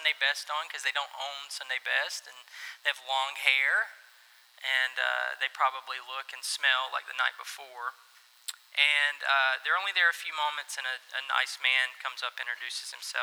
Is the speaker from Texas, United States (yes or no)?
no; Dunn, North Carolina, United States; moved away as an adult; also born or lived in Smithfield / Orlando; I was born in Dunn, Betsy Johnson Hospital. I was raised in Dunn